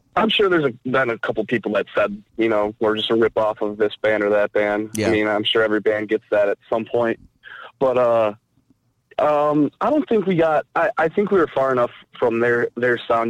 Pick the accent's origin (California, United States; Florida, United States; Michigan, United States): Michigan, United States; Mount Clemens; I grew up in, in Mount Clemens area